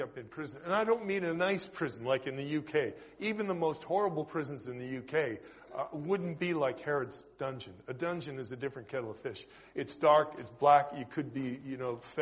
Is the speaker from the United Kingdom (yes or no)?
no; Canada; accent: Canadian; moved away; my noisy Canadian accent